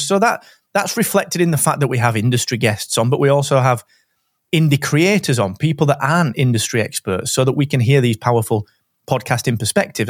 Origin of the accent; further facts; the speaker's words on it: Barnsley, Yorkshire and the Humber, United Kingdom; accent: Barnsley; we're both from Barnsley